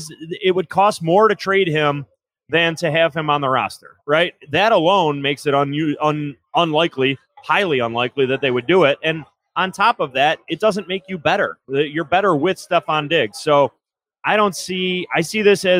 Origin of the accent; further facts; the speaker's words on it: Lewiston, New York, United States; now in Amherst, United States; I am actually from Lewiston originally. So Niagara County